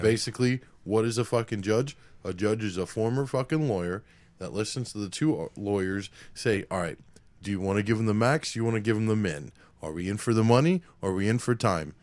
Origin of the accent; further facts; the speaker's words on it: Tampa, Florida, United States; moved away; when I was a kid growing up, before I moved away from Tampa